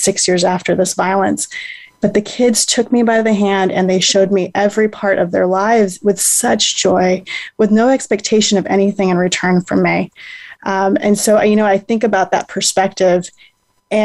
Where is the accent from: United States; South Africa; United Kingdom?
United States; I had been born and raised in the United States.